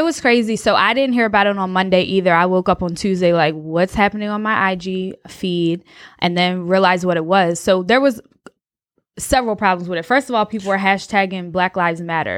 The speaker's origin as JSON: {"language": "English", "region": "New Jersey", "country": "United States", "moved": "as an adult", "lives_now": "North Carolina, United States", "said": "I'm from Jersey, did my P H D at Rutgers"}